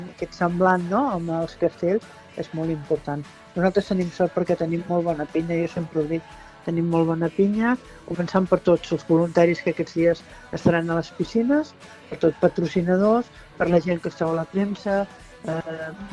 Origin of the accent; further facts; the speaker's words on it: Constantí, Catalonia, Spain; soc de Consentí